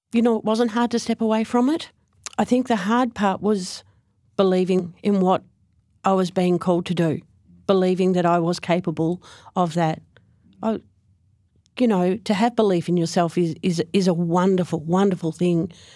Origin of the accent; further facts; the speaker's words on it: Frankston, Victoria, Australia; also born or lived in Gippsland; I actually grew up in Frankston, and I moved to Gippsland for, for work